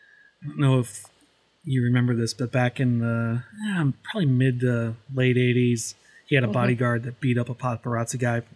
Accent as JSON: {"language": "English", "town": "Chaska", "region": "Minnesota", "country": "United States", "tie": "born or raised there", "said": "I grew up in Chaska, Minnesota."}